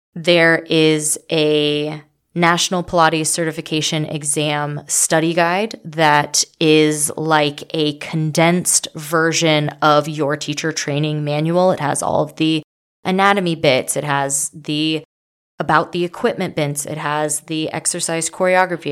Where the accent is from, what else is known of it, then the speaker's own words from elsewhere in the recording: Las Vegas, Nevada, United States; I'm from Vegas